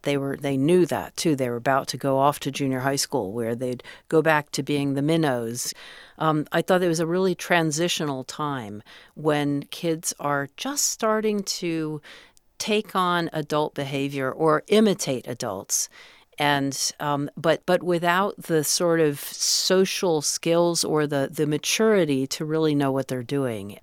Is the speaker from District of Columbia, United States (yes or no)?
yes; Washington, District of Columbia, United States; moved away; I grew up in Washington, D C